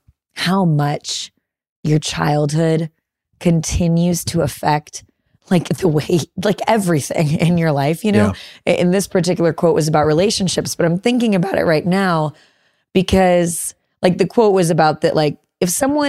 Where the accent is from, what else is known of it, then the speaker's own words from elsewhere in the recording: Chicago, Illinois, United States; Growing up in Chicago, you have a better tolerance.